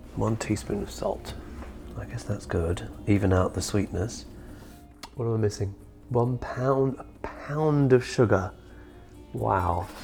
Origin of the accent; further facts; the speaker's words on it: England, United Kingdom; also born or lived in India; now in United States; I was born in India, grew up in England, and now I live in America.